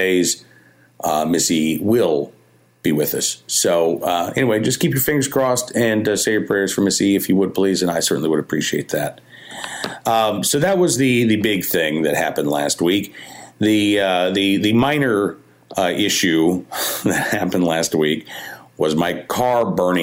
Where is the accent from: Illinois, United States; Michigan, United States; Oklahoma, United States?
Oklahoma, United States; now in Central Virginia, United States; I grew up in Oklahoma